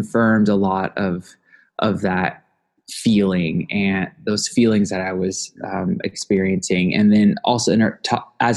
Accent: Omaha, Nebraska, United States; my personal experience of growing up in the community

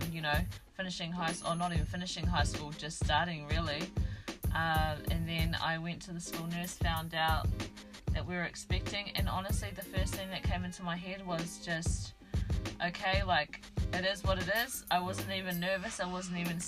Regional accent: Taupo, Waikato, New Zealand; I was brought up in Taupo

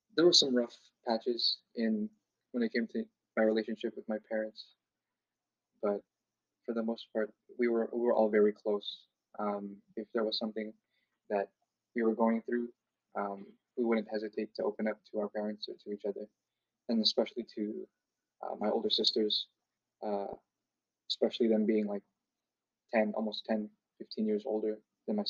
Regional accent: Seattle, Washington, United States; also born or lived in Canada; I grew up in Seattle, Washington, pretty much after I was born in Canada

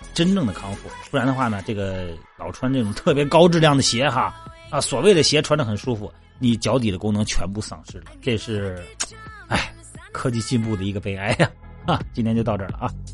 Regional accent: Jining, Shandong, China; moved away; 我老家不是山东济宁的嘛， 我那边好多湖， 啊， 这个小北湖啊，各种湖， 湖特别多

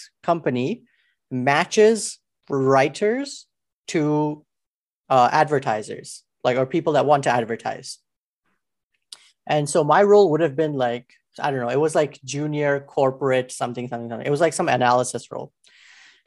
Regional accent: Alberta, Canada; I'm from Alberta

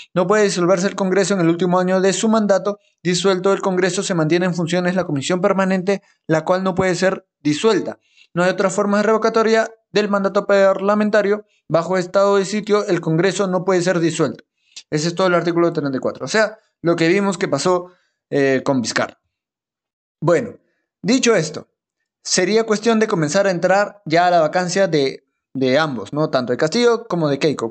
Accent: La Oroya, Junín, Peru; Mi tierra, yo nací en Loroya, ahí a 3.800 metros sobre el nivel del mar

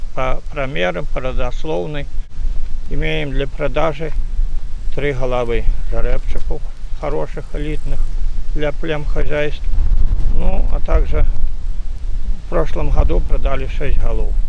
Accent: Belarus; moved away as an adult; also born or lived in Postavy District; now in Novoselki, Belarus; Родился я на Мерсине

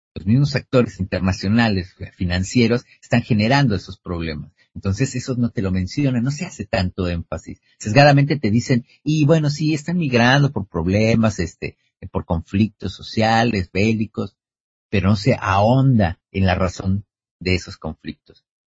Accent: Argentina

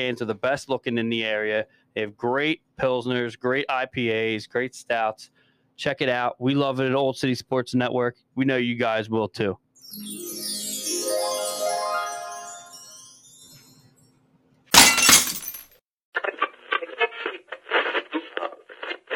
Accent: Delaware County, Pennsylvania, United States; now in Delaware, United States; we're from Delaware County originally

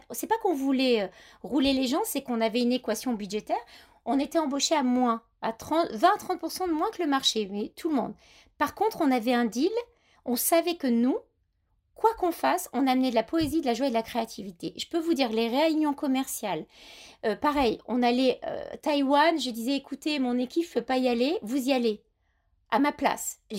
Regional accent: Grasse, Provence-Alpes-Côte d'Azur, France; Moi, je suis grassoise, donc j'ai l'accent, j'ai un peu perdu.

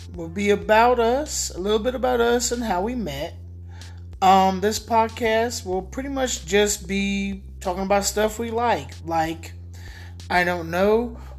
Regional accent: Riverdale, Georgia, United States; I was born in Riverdale, Georgia.

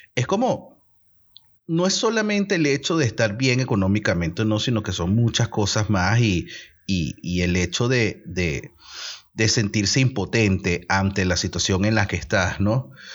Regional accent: Venezuela; moved away; como buenos venezolanos que somos, que estamos en otros países

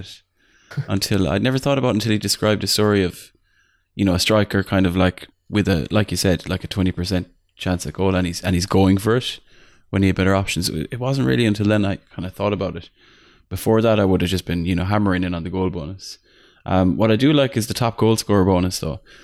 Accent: Ireland; I'm Irish

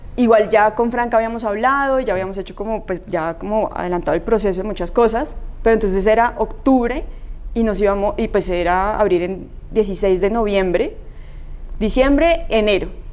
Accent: Colombia; como colombianos

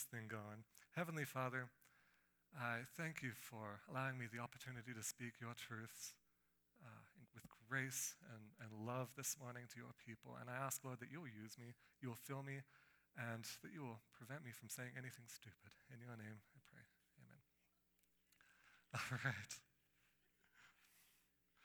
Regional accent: Australia; moved away; I grew up in Australia, in the tropical part of Australia, where there are rainforests and waterfalls and crocodiles and beaches.

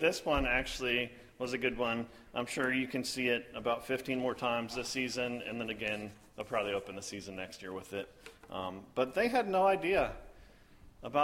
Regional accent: the South, United States; I'm from the South. So sometimes those verbiages also come from my mouth

